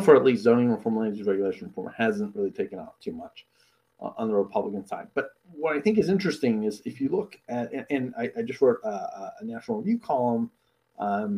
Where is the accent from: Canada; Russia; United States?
Canada; Toronto suburbs, Ontario; The home that I grew up in the Toronto suburbs, my parents bought when I was born nearly 34 years ago.